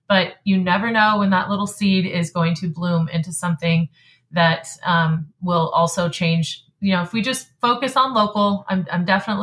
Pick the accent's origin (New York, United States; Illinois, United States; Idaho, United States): Idaho, United States; North; I'm from North Idaho